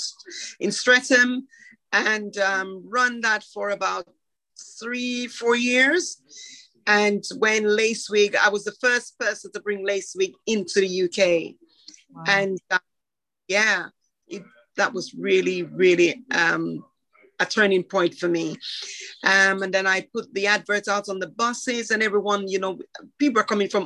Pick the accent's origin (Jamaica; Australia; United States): Jamaica; now in United Kingdom; I grew up in Jamaica, then left Jamaica, came here